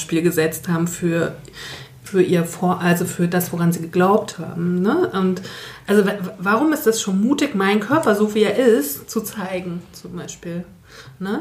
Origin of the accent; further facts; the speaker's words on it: Northern Germany, Germany; now in Saxony, Germany; bin auch zugezogen, wie wir alle, als Norddeutsche in Sachsen